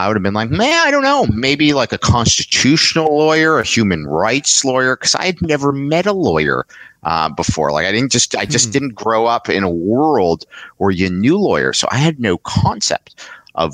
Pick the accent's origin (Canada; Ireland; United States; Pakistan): Canada; Montreal, Quebec; moved away as an adult; also born or lived in London, Ontario; I grew up in Montreal